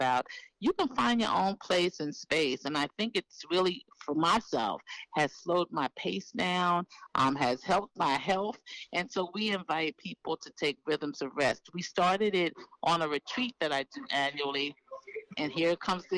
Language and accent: English; New York City, New York, United States; being from a city like New York City, I'm from Harlem, New York